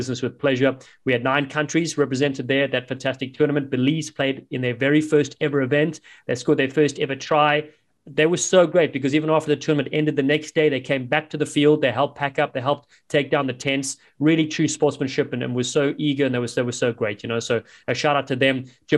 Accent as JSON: {"language": "English", "town": "Cape Town", "region": "Western Cape", "country": "South Africa", "tie": "born or raised there", "accent": "South African", "moved": "yes", "said": "my hometown, Cape Town."}